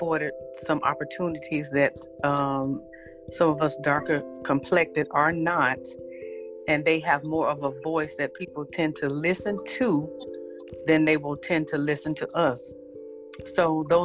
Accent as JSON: {"language": "English", "town": "Memphis", "region": "Tennessee", "country": "United States", "tie": "born or raised there", "said": "I'm from Memphis"}